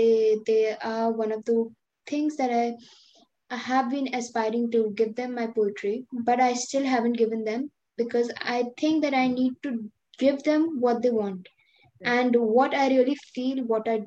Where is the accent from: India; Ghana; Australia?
India; Delhi; I'm from India, Delhi